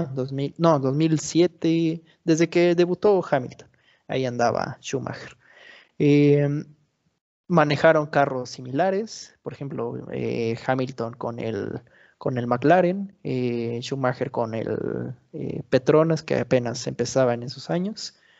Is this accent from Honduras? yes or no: no; Mexico; siendo mexicano